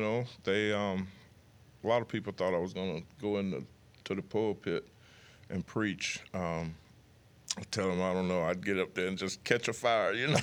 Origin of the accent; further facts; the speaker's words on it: near Mobile, Alabama, United States; moved away; my hometown is fifty miles away from Mobile